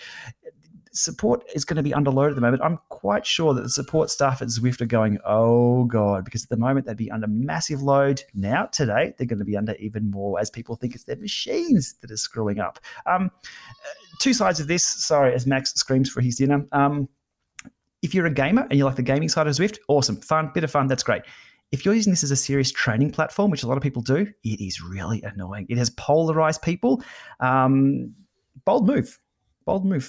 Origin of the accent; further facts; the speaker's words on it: Australia; I'm Australian